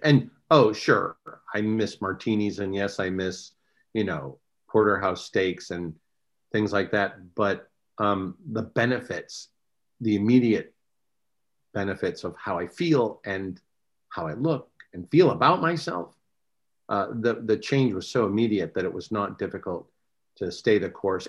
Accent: Westland, Michigan, United States; moved away as an adult; now in California, United States; I grew up in Westland, Michigan

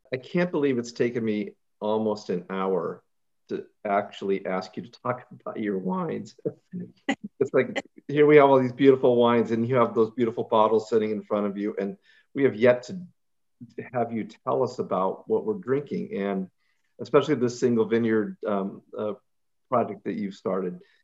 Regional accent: Ukiah, California, United States; I grew up in Ukiah

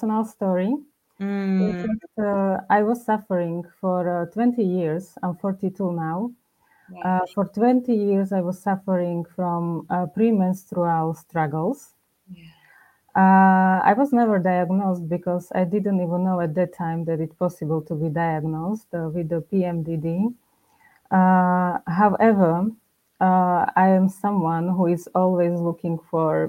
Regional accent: Slovakia; I come from Slovakia

